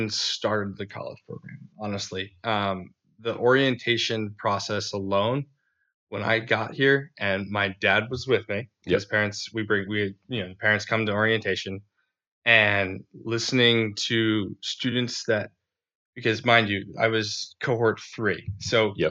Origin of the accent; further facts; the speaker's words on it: Bristol, Rhode Island, United States; I'm from Bristol.